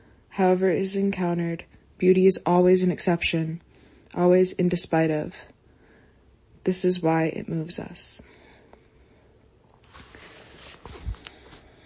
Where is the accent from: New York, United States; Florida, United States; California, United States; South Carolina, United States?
Florida, United States; growing up in Florida